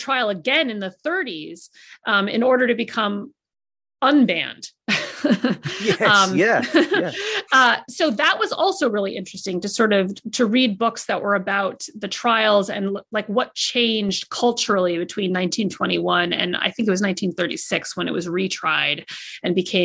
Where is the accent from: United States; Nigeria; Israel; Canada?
United States; I'm an American